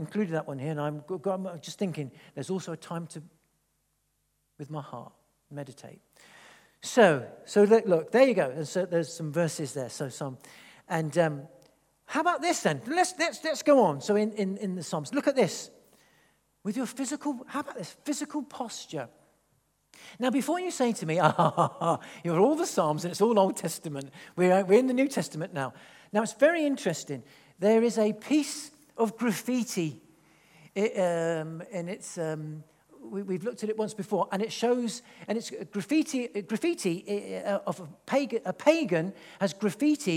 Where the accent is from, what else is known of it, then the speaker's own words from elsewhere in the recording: England, United Kingdom; I am half Italian. So I'm sort of expressive a little bit, but then I'm English